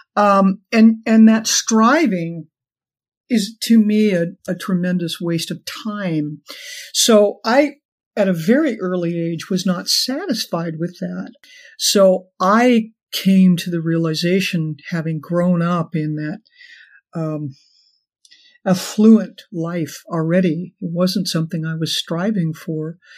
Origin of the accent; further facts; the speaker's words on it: Los Angeles, California, United States; growing up in Los Angeles in a very affluent background